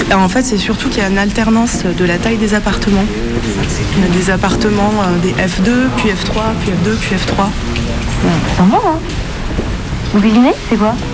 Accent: Saint-Étienne, Auvergne-Rhône-Alpes, France; born there; je suis née à Saint-Étienne et j'en ai entendu parler pour la première fois, je devais avoir 30 ans.

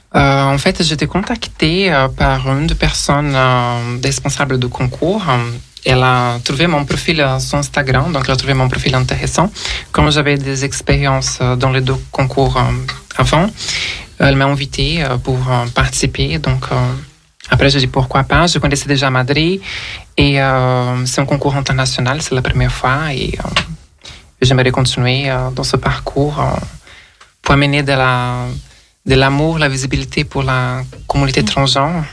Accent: Rio de Janeiro, Brazil; French is a second language; moved away as an adult; also born or lived in Brussels, Belgium; now in Paris, France; je suis d'origine brésilienne, euh, je suis née au Rio de Janeiro

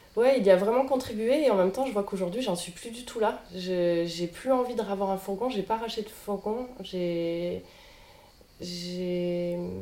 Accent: Marseille, Provence-Alpes-Côte d'Azur, France; je suis une Marseillaise née à Marseille et grandie à Marseille

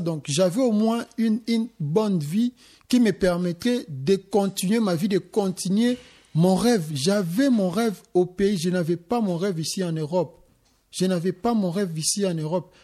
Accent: DR Congo; moved away; j'ai été aussi chez moi en RDC

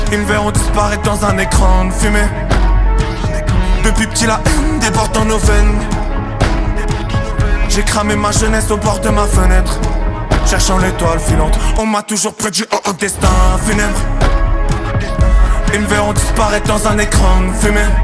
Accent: Roubaix, Hauts-de-France, France; accent: northern French; J'ai l'accent du nord de la France, Roubaix, ma provenance, ma ville, mon quartier, mon boulevard, à deux pas de la Belgique de Poulvord, percé par les sirènes d'ambulance. J'ai grandi en face d'un hôpital

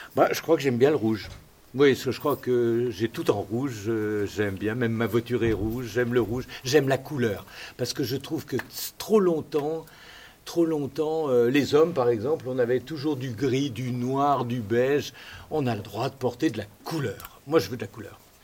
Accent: Lyon, Auvergne-Rhône-Alpes, France; je suis né euh, là, à Lyon, sur les rives du Rhône

